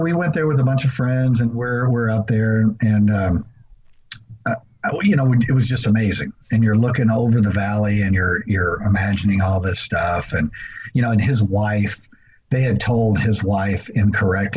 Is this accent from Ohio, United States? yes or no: no; Rockdale, Texas, United States; the area that I grew up in around Rockdale, Texas